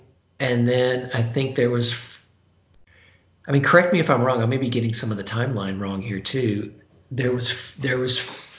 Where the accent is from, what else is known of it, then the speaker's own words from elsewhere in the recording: the South, United States; particularly growing up in the South.